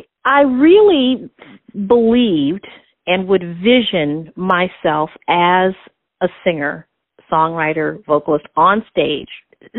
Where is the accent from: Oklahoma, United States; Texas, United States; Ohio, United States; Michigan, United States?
Michigan, United States; Pontiac; now in Kansas City, United States; Actually, I was born in Pontiac, Michigan, really during the height of Motown.